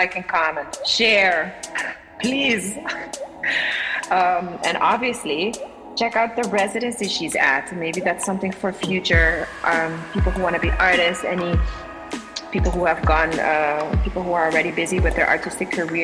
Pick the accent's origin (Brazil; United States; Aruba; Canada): Aruba; we were both born and raised on Aruba